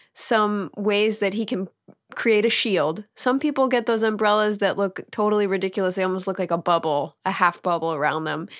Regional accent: Pittsburgh, Pennsylvania, United States; moved away; my hometown of Pittsburgh, Pennsylvania

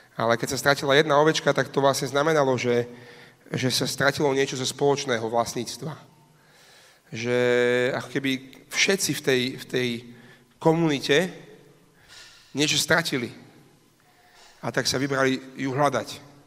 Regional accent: Slovakia

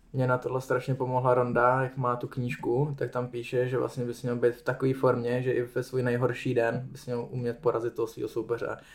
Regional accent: Czechia

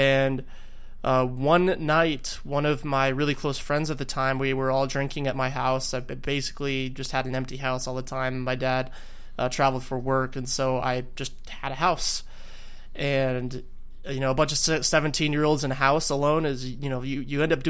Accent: Arizona, United States; I hail from Arizona

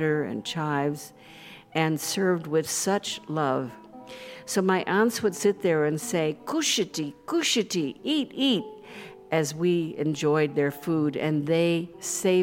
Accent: United States; I was from the United States

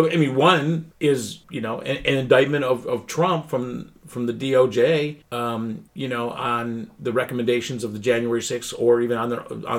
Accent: Pennsylvania, United States; moved away; people from my home state, you know, my birthright state

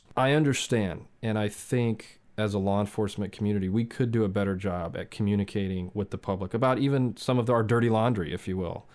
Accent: Southern California, United States; I grew up in Southern California

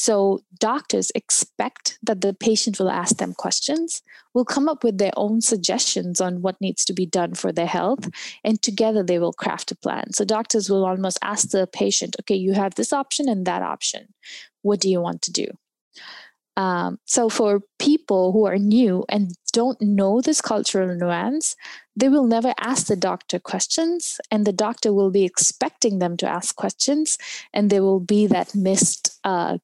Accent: India; now in United States; I'm from India.

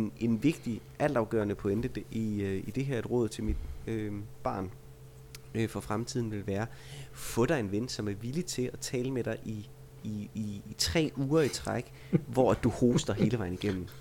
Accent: Vejle, Southern Denmark, Denmark; jeg er fra Vejle

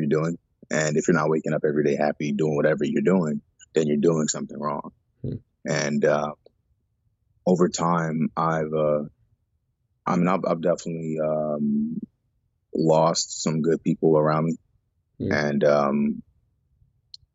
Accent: Houston, Texas, United States; also born or lived in Baltimore, Maryland; I'm Nigerian American, born in Baltimore, and eventually we migrated to Houston, Texas

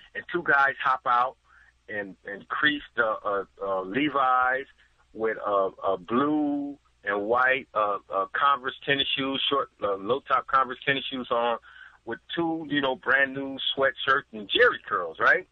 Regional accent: San Francisco, California, United States; also born or lived in San Jose; I'm from San Francisco originally. Graduated from in high school '79

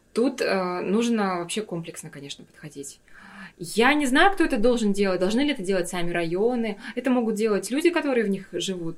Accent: Yakutia, Sakha Republic, Russia; moved away as an adult; also born or lived in Moscow / Stockholm; Я всегда говорила, я из Якутии

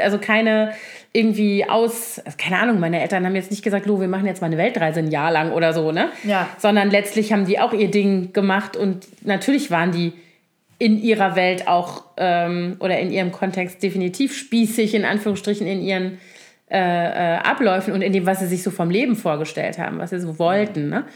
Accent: Koblenz, Rhineland-Palatinate, Germany; moved away; also born or lived in Bonn; ich komme ja nun aus Koblenz, was ja so eine traditionelle Garnisonsstadt ist mit zehn aktiven Kasernen ungefähr, als ich da noch, also als ich da aufgewachsen bin.

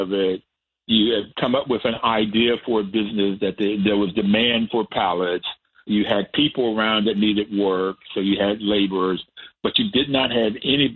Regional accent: Bluefield, West Virginia, United States; also born or lived in New York; I grew up in Bluefield, West Virginia.

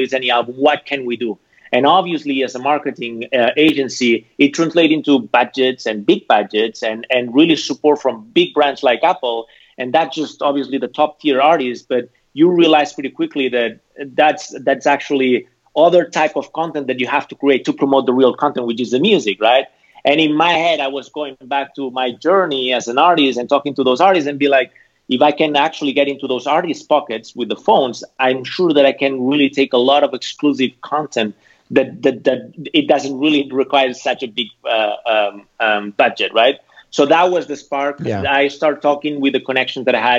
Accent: Barcelona, Catalonia, Spain; moved away as an adult; also born or lived in Amsterdam / San Francisco; now in Los Angeles, United States; I'm originally from Barcelona

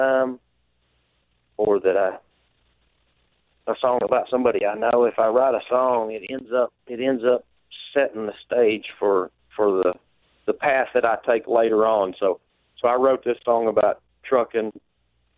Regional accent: Monteagle, Tennessee, United States; also born or lived in Florida / Maryville, Tennessee; I grew up in Mont Eagle, Tennessee

